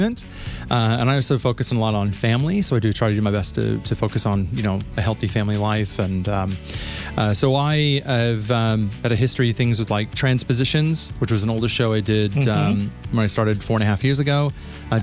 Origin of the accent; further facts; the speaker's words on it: United States; moved away; being an American and trans woman